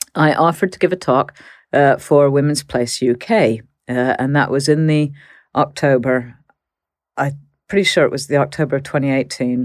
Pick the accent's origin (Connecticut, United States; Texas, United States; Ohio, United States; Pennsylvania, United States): Texas, United States; moved away; I grew up in Texas